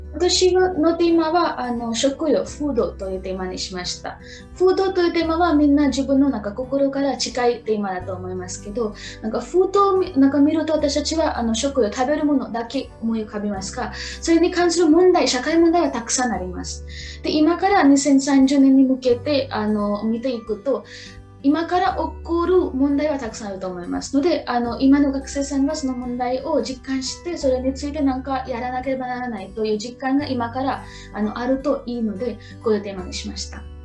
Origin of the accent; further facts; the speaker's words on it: Maharashtra, India; Japanese is a second language; moved away as an adult; now in Niigata, Japan; 出身はインドのマハラシュトラ州のシーです。